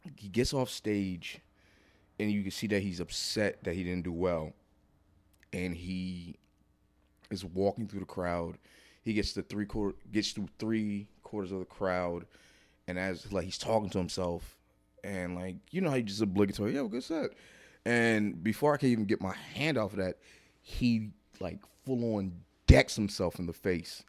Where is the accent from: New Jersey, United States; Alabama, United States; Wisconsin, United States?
New Jersey, United States; I did my first one in Jersey 'cause, uh, like, I felt, I felt I wanted to do my first one in my hometown